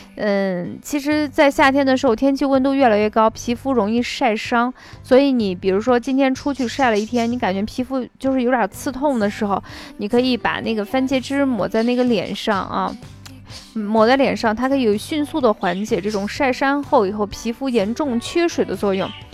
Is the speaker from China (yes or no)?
yes; northern China, China; 我们就是北方人